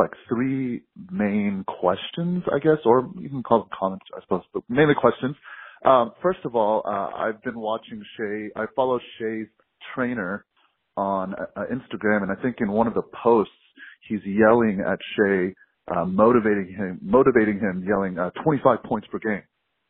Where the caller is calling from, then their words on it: Dallas, Texas, United States; I'm calling from Dallas, Texas.